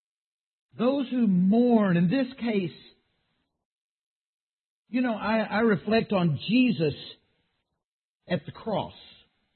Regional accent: Texas, United States; I grew up in Texas

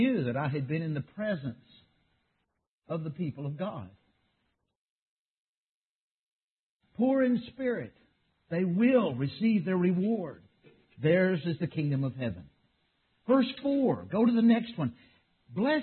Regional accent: Texas, United States; I grew up in Texas

